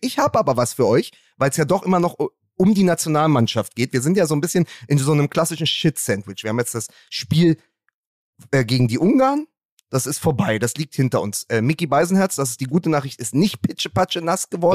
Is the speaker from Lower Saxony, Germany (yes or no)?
no; Berlin, Germany